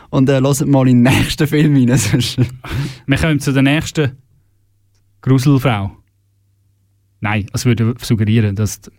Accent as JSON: {"language": "German", "town": "Birrwil", "region": "Aargau", "country": "Switzerland", "tie": "born or raised there", "said": "Meinem Heimatort, dort, wo ich aufgewachsen bin. Das schöne Nesthäkchen äh, am Halwilersee, gelegen am Ufer des schönsten Sees der Schweiz."}